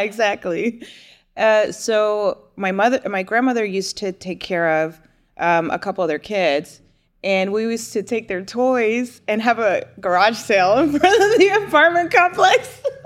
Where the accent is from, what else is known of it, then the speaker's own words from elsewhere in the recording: New Jersey, United States; now in Houston, United States; I was born and raised in New Jersey